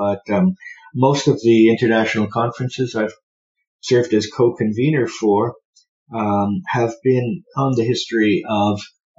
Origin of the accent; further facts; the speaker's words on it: Burlington, Ontario, Canada; also born or lived in Montreal, Quebec / Oxford; I'm a Canadian historian of Germany, born in Montreal, lived there, Montreal West, for 10 years, and then I grew up in Burlington between Hamilton and Toronto.